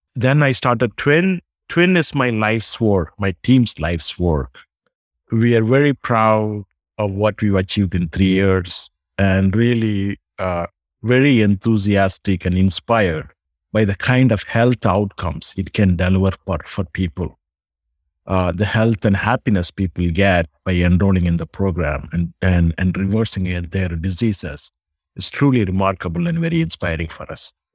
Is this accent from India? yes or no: yes; South India, India; moved away as an adult; now in United States; I grew up in South India. I came to U S thirty years ago.